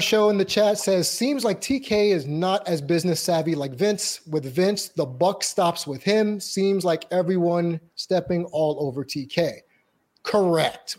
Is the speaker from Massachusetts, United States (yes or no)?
no; New York City, New York, United States; Queens, New York, my hometown